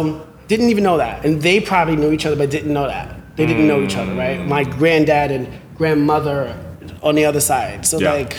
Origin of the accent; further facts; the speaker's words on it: Bronx, New York, United States; Because I'm, I'm from the Bronx. That's not normal. Bronx, Harlem, a town guy. So, and I'm a person of color.